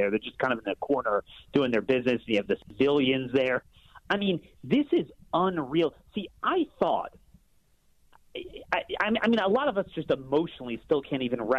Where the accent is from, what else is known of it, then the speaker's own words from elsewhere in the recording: New Jersey, United States; moved away as an adult; now in Israel; I'm a mother from New Jersey. I moved to Israel 20 years ago. I'm a normal person.